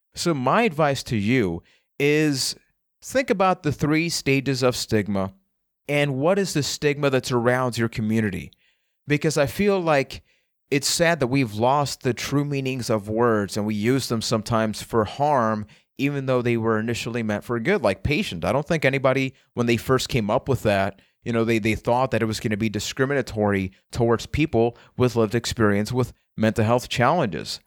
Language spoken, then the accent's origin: English; Puerto Rico; I am from Puerto Rico.